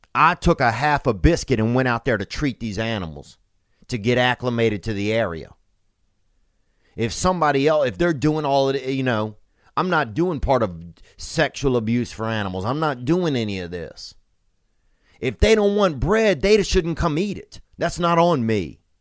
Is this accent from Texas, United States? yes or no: no; Covington, Louisiana, United States; born or raised there